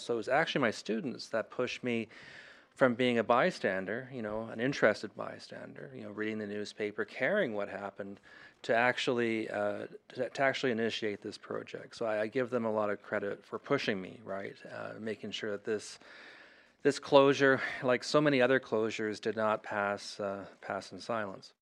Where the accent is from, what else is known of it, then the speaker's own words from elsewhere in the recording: Thunder Bay, Ontario, Canada; moved away as an adult; I grew up in Thunder Bay, which is a, a fair ways from Sturgeon Falls, but it's, it's the same region